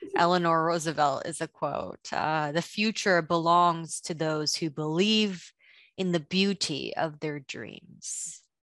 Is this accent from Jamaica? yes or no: no; Indonesia; moved away; I didn't grow up in the States, I grew up in Indonesia